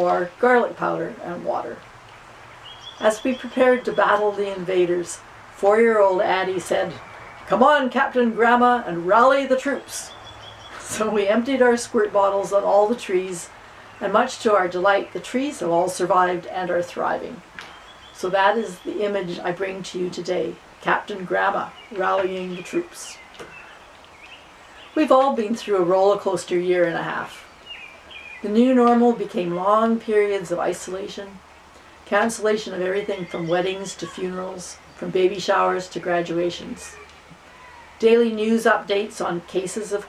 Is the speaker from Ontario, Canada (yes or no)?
no; Winnipeg, Manitoba, Canada; moved away as an adult; also born or lived in Oxford, England / Quebec City / Ottawa; now in Carleton Place, Canada; from St. Albans, growing up in Winnipeg